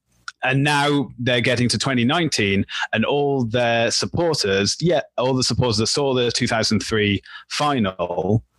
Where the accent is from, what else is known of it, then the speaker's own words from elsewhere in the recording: United Kingdom; I'm the Brit